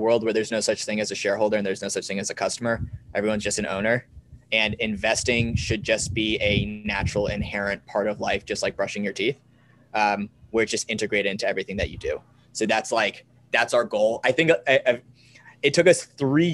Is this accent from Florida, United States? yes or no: yes; Sarasota, Florida, United States; I grew up in Sarasota, Florida.